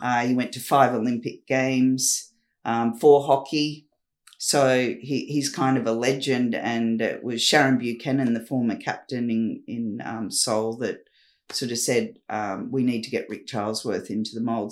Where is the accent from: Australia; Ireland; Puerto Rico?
Australia; Newcastle, New South Wales; moved away; also born or lived in Perth / Sydney; I was a girl from Newcastle, from Redhead Beach, a little community town that I grew up in.